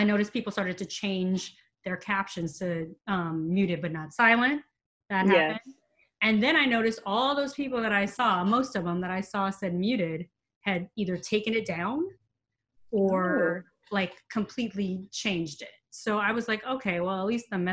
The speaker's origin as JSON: {"language": "English", "town": "Los Angeles", "region": "California", "country": "United States", "tie": "born or raised there", "said": "I'm from Los Angeles. So I grew up in mid-city Los Angeles"}